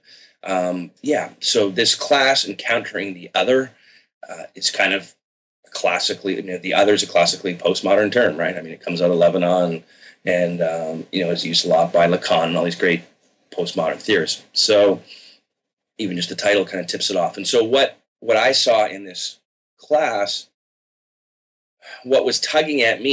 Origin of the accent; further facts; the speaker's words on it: Victoria, British Columbia, Canada; I grew up secular in Canada. In Victoria on the West Coast